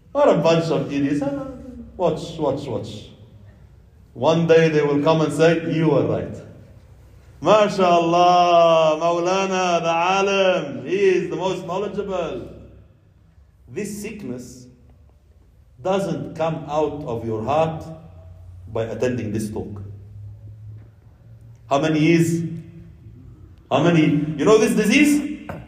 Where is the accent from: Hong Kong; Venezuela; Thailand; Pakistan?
Pakistan; You know, I'm you know, I'm from Pakistan.